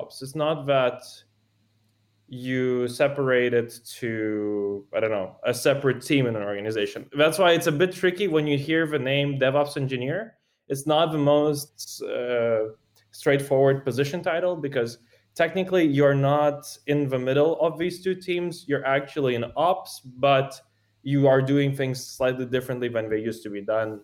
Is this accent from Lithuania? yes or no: no; Moldova; moved away as an adult; also born or lived in Italy; now in Switzerland; I grew up in Moldova. That's where I spent basically most of my time up until high school, including high school, actually